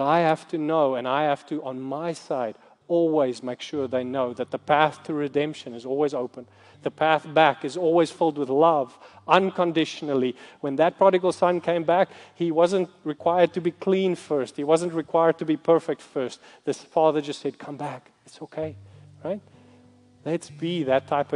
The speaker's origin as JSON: {"language": "English", "country": "South Africa", "said": "I'm from South Africa"}